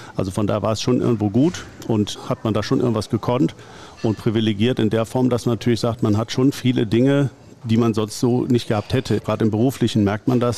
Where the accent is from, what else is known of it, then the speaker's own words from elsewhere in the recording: Gummersbach, North Rhine-Westphalia, Germany; ich komme aus dem Gummersbacher Umfeld, bin nach wie vor hier auch wohl gebürtig wie hier wohnen geblieben